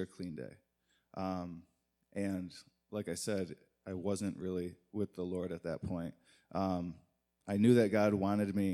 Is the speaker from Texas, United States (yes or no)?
no; Muskegon, Michigan, United States; now in Detroit, United States; Originally from Muskegon, Michigan